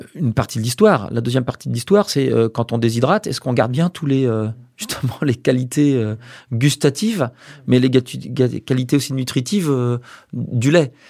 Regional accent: Brest, Brittany, France; moved away; also born or lived in Angers / Cachan / Rennes / Nantes; Je suis né à Brest, à Brest même. Donc je suis breton euh, d'origine

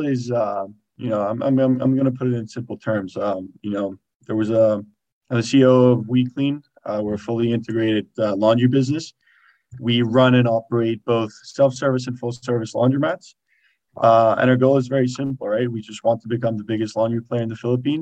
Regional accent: Spain; moved away as an adult; also born or lived in Boston, United States; I grew up in Spain

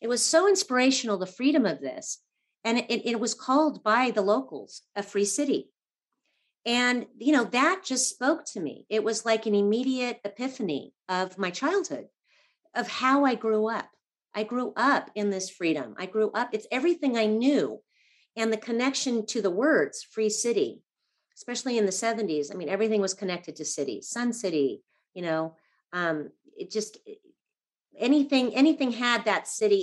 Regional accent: Los Angeles, California, United States; I grew up in Laurel Canyon in the 70s, very creative family, artists

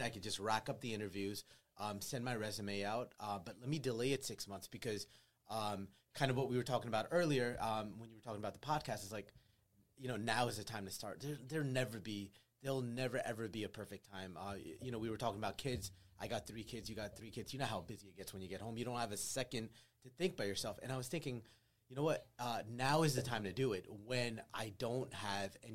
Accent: United States; we're both Pakistani-Americans

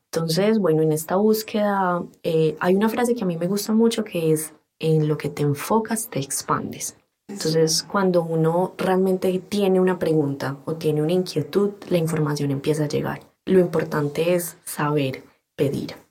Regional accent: Antioquia, Colombia; accent: paisa; soy colombiana, y soy publicista

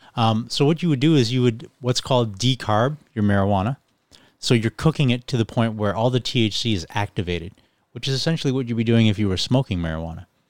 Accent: Ireland; also born or lived in England, United Kingdom; now in Buffalo, United States; So I was actually born in the United Kingdom in England, and I was raised in Ireland, and then I moved to Buffalo.

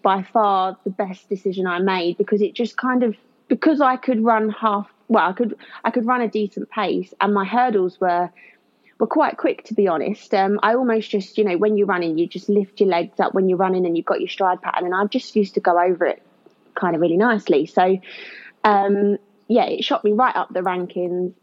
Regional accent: Kent, South East England, United Kingdom; now in Leicester, United Kingdom; I'm originally from Kent, even though I live in Leicester now

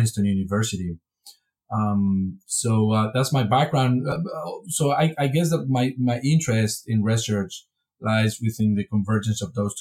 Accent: Spain; moved away as an adult; also born or lived in Wisconsin, United States / Texas, United States; now in Vienna, Austria; I'm originally from Spain, and I pursue a PhD in Spain in political science

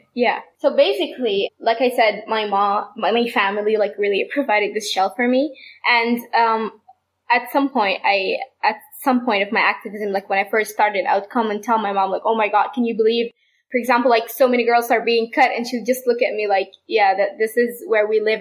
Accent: Sudan; I'm from Sudan

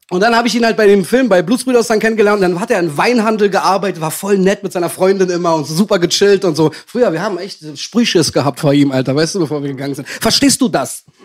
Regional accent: Berlin, Germany; für mich als Ost, richtiger Ost, ich komme aus dem nördlichsten Punkt von ganz Berlin, ich komme aus Buch

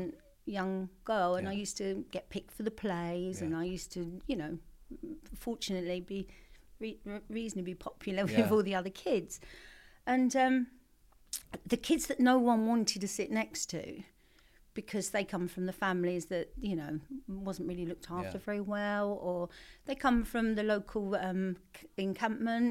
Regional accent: London, United Kingdom; also born or lived in Blackheath; when I was four, we moved to a council estate in southeast London called Abbey Wood, and that was where I grew up

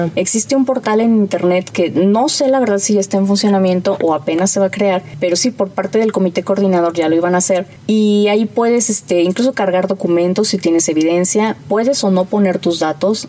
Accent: Mexico; como mexicanos

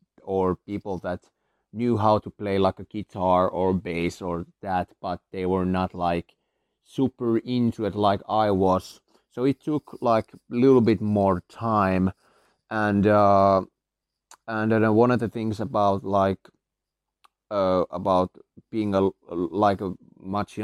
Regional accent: Finland; I come from Finland

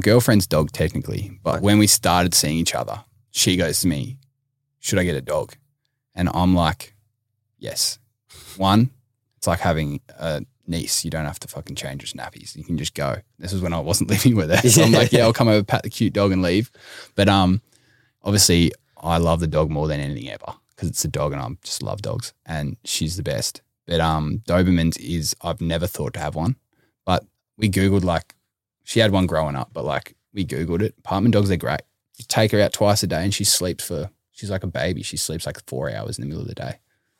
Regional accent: Yarra Glen, Victoria, Australia; Mate, I'm from Yarra Glen, so we walk in the mud out there

